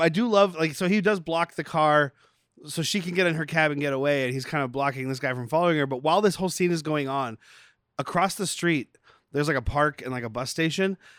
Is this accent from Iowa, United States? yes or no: no; Arizona, United States; I'm from Arizona